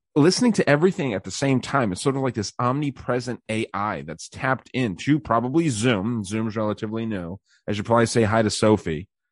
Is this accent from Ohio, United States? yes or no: no; Arizona, United States; my home state of Arizona